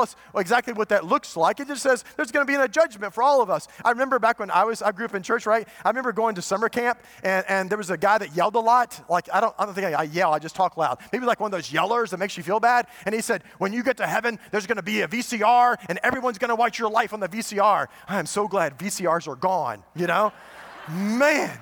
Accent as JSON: {"language": "English", "country": "United States", "said": "we've been trained as American parents"}